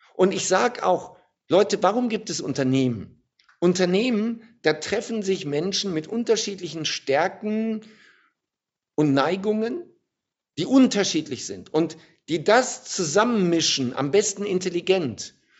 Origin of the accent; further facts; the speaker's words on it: Germany; Als Deutscher